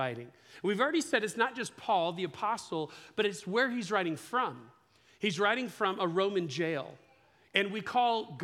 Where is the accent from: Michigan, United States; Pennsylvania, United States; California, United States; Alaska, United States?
California, United States; Ukiah; We grew up in Ukiah